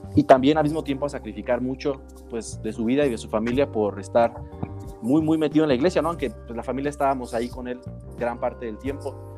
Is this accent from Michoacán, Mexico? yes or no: yes; Uruapan, Michoacán, Mexico; moved away as an adult; also born or lived in Playa del Carmen / Guadalajara; estuve en Uruapan, de donde soy